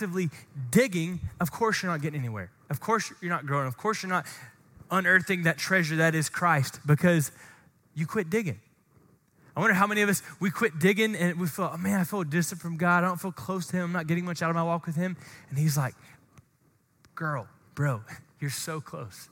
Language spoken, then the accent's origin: English; Glen St. Mary, Florida, United States; where I grew up in Glen St. Mary, shout out Glen Baptist in Glen St. Mary, Florida